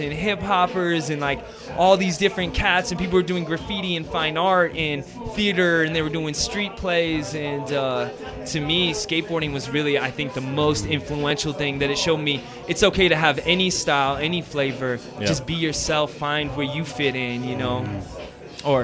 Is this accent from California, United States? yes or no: yes; Southern California, United States; I'm from Southern California. It didn't matter how white I was